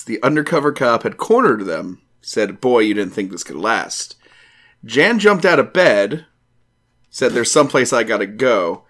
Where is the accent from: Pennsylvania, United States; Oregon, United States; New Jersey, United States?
New Jersey, United States; now in Georgia, United States; I wish I was still from New Jersey